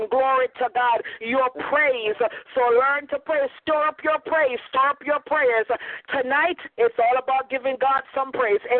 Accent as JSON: {"language": "English", "country": "Jamaica", "also_born_or_lived": "Canada", "accent": "Jamaican slash Canadian", "moved": "yes", "said": "my accent, or I'm Jamaican slash Canadian, so I sound very different from you know from other folks."}